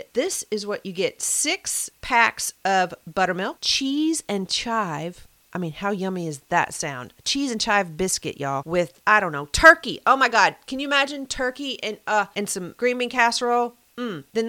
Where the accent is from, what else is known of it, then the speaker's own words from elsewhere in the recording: Mayfield, Kentucky, United States; moved away; my home state of Kentucky and my home city, Mayfield, Kentucky